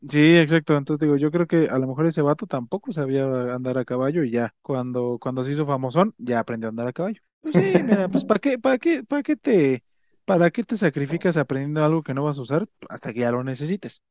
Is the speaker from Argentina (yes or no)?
no; Mexico; nosotros que somos mexicanos